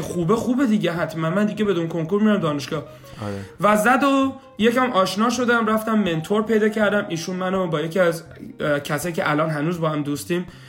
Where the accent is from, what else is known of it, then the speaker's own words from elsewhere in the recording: Shiraz, Fars, Iran; moved away as an adult; also born or lived in Kitchener-Waterloo, Canada; now in Kitchener, Canada; سال 67 به دنیا اومدم اهل شیراز هستم